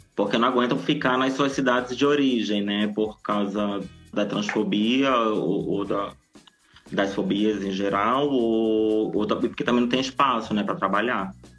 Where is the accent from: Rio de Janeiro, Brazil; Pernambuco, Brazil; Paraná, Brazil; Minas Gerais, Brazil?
Rio de Janeiro, Brazil; Nova Iguaçu; moved away; also born or lived in São Paulo; Eu, eu, eu nasci e vivi é, boa parte, uma, uma boa parte da minha infância em Nova Iguaçu, na Baixada Fluminense